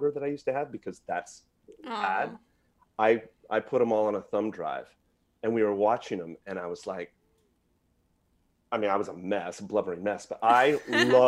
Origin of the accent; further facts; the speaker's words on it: Merced, California, United States; I'm from Merced